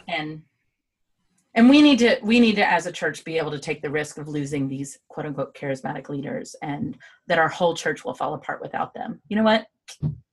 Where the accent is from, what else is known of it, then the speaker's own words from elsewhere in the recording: United States; Derek and I said yes